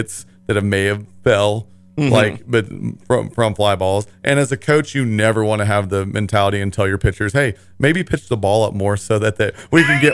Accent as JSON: {"language": "English", "town": "Parsons", "region": "Kansas", "country": "United States", "said": "I'm from Parsons."}